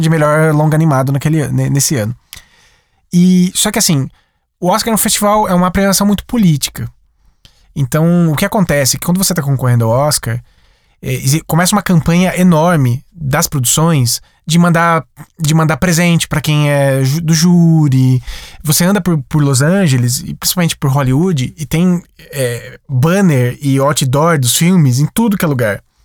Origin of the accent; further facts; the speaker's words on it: Sumaré, São Paulo, Brazil; Na minha cidade, eu sou de Sumaré, interior de São Paulo.